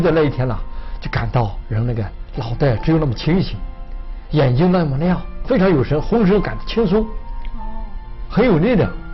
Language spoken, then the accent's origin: Chinese; China; moved away; 我们曾经在国内啊，去了很多地方